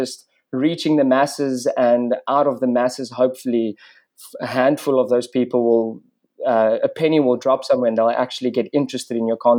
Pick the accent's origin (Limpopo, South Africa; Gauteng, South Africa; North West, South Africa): Limpopo, South Africa; Bela-Bela; So I grew up on Mabula Big Five Game Reserve, just outside of a small town called Warmbaths, or Bella Bella as it's now known.